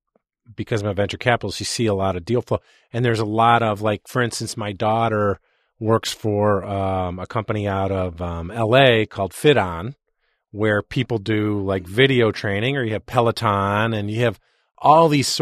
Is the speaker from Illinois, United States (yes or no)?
yes; Chicago, Illinois, United States; I'm from Chicago, so I don't speak the English language really well.